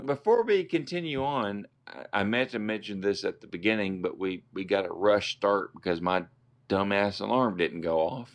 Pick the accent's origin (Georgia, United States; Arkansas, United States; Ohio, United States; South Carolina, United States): Arkansas, United States; we're from Arkansas